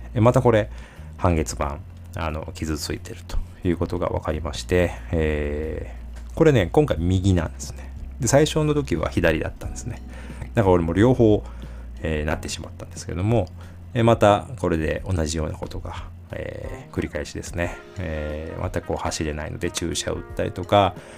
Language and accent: Japanese; Osaka, Japan; 地元の大阪マラソン